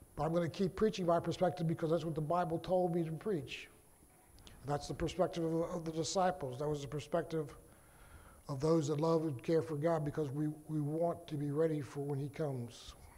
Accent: Virginia, United States; am from Virginia

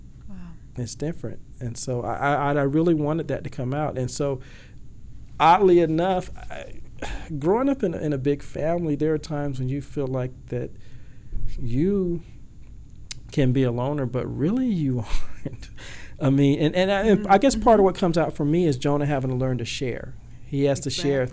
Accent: Georgia, United States; now in Washington, D.C. metro area, United States; I am from Georgia, as I said, and so I came here to the Washington, D.C. metro area.

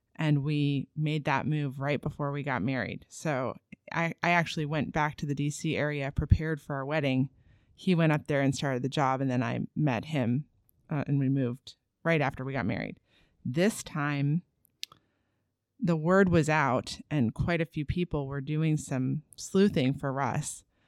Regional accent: East Coast, United States; also born or lived in Los Angeles, California / Sacramento, California; now in Augusta, United States; I'm from the East Coast

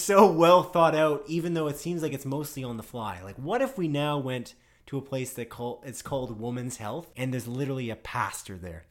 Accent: Canada; we're Canadian

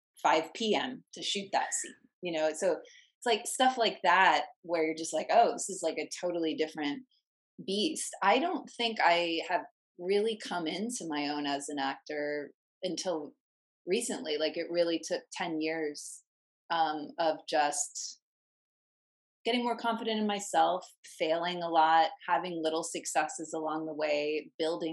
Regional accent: Virginia, United States; moved away as an adult; now in Los Angeles, United States; I'm from Virginia, LA's 3,000 miles away from my family. I was 22

